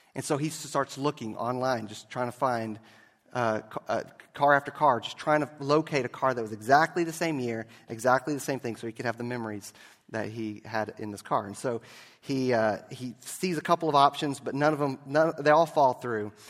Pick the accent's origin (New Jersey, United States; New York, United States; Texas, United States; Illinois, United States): Texas, United States; Galveston; I grew up in Galveston